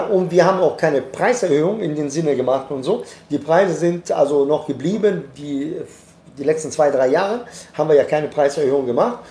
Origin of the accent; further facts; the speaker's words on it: Italy; now in Germany; Ich bin Italiener